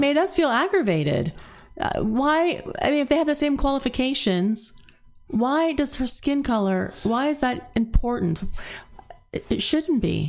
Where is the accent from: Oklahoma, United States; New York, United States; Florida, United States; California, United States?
Florida, United States; Zephyrhills; I grew up in Zephyr Hills